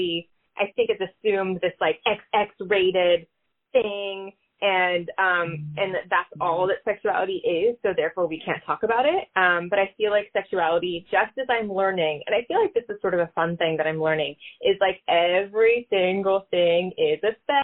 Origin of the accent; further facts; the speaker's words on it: Northern California, United States; growing up in Northern California